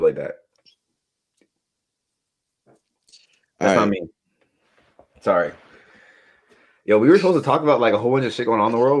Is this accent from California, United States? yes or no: yes; Bellflower, California, United States; I'm from Bellflower.